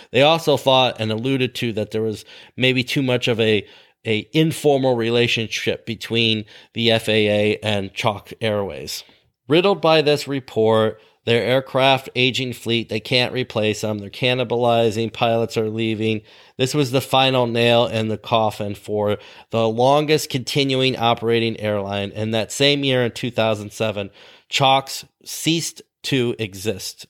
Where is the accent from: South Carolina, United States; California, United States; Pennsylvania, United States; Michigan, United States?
Michigan, United States; Ludington; My hometown airport, not the one I worked at, but my hometown airport in Ludington, Michigan